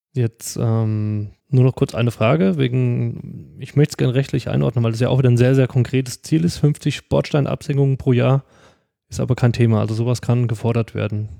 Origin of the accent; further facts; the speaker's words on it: Giessen, Hesse, Germany; also born or lived in Pohlheim; now in Darmstadt, Germany; meiner alten Heimat